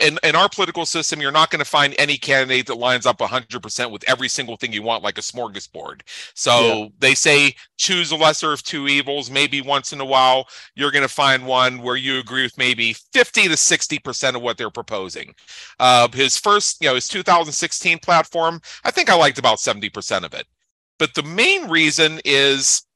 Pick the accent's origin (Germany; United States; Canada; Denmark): United States; Pennsylvania; now in Las Vegas, United States; I'm in Las Vegas, Nevada. I'm originally from Pennsylvania